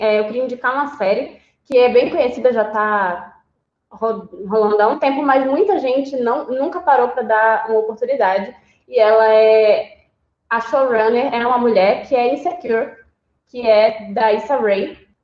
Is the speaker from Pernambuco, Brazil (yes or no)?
yes; Recife, Pernambuco, Brazil; eu sou de Recife.